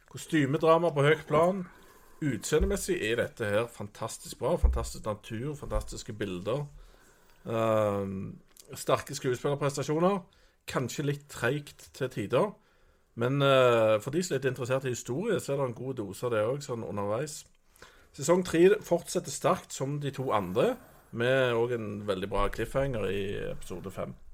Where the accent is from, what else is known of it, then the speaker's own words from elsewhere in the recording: Norway; jeg føler meg litt sånn fanga som nordmann.